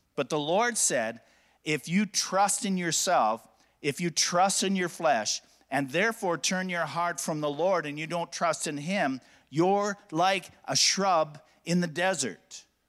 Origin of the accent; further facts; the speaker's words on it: Alberta, Canada; I'm from Alberta.